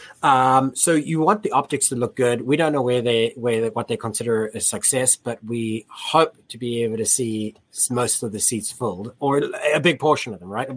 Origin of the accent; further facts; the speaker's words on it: United States; as American rugby fans